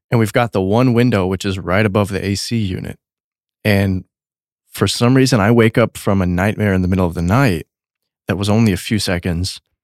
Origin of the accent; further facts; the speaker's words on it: Texas, United States; I grew up in Texas